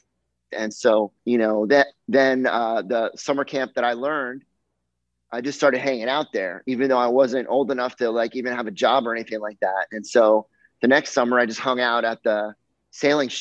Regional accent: Miami, Florida, United States; growing up in Miami, my summer job was always teaching sailing on Hobie Cats

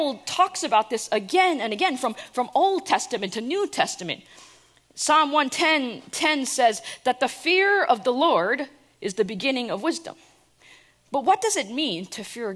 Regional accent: New Jersey, United States; I try to pretend like I'm not from New Jersey

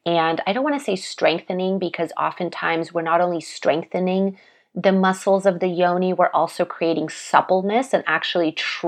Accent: Russia; born there; especially because I was born in Russia. So the Siberian jade, I feel it connects me to that land and to my roots.

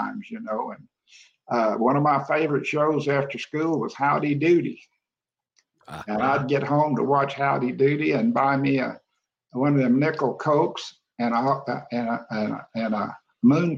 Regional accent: Austin, Texas, United States; now in San Antonio, United States; I grew up there in Austin

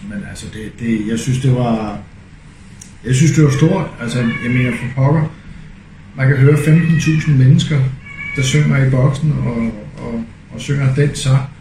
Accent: Denmark; Dan- Danmark er, hvor jeg er født, hvor jeg er opvokset, og Danmark er stedet, hvor jeg dør, når vi når til.

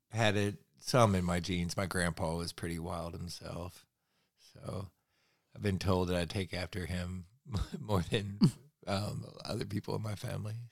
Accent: Rome, Georgia, United States; born there; also born or lived in New York / California; I was born in Georgia. born in Rome, Georgia, over on the um, western edge of Georgia

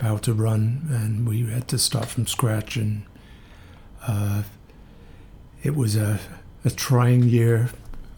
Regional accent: Northampton, East Midlands, United Kingdom; moved away as an adult; also born or lived in Kingston; now in New York, United States; I am from a town called Northampton in the middle of England

